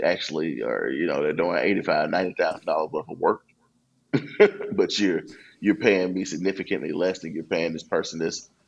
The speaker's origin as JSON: {"language": "English", "town": "Memphis", "region": "Tennessee", "country": "United States", "tie": "born or raised there", "said": "I'm back here in my hometown in Memphis."}